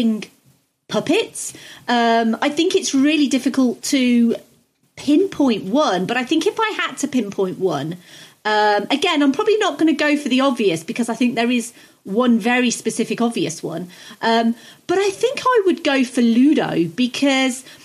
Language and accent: English; United Kingdom; I'm British